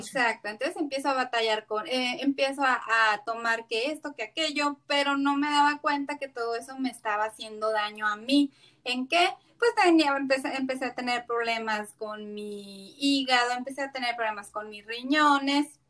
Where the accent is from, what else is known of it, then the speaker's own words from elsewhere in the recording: Tijuana, Baja California, Mexico; soy originaria de, de aquí de Tijuana